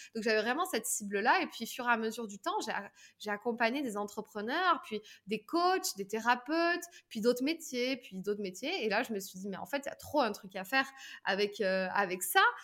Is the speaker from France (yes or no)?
yes; southern France, France; aujourd'hui j'ai 33 ans, je viens du sud de la France